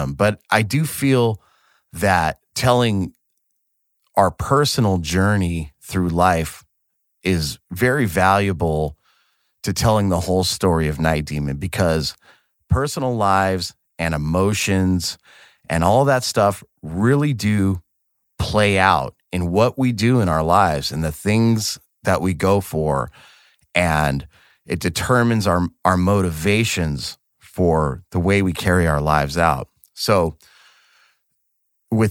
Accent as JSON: {"language": "English", "town": "Ventura", "region": "California", "country": "United States", "tie": "born or raised there", "said": "where we grew up in Ventura was only an hour north"}